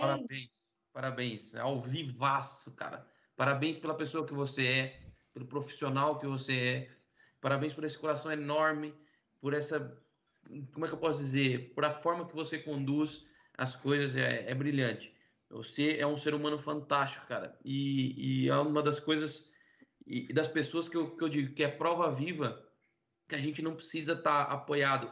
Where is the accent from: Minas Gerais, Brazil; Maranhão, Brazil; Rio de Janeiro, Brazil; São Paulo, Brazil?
São Paulo, Brazil; Rio Claro; also born or lived in Iporã, Paraná; Eu sou paranaense, nascido numa cidadezinha pequena no oeste do Paraná, chamada Iporã, mas vivi minha vida toda em Rio Claro